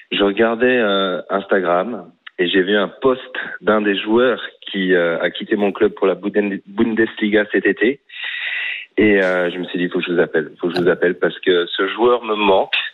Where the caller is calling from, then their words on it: Australia; ça va et toi Salut. Et eh oui, effectivement, je viens d'Australie, bonjour.